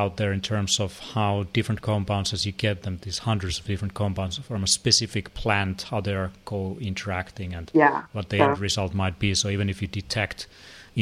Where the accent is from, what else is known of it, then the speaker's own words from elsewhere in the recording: Finland; I come from Finland where sauna and ice swimming is a big thing